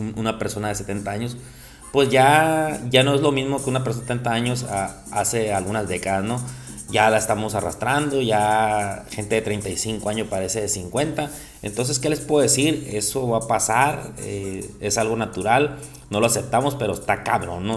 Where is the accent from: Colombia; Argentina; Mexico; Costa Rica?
Mexico; somos mexicanos